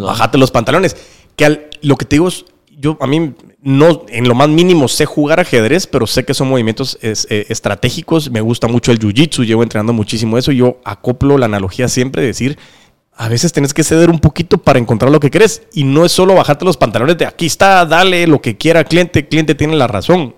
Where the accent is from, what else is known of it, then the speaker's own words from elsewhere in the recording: Guatemala; somos chapines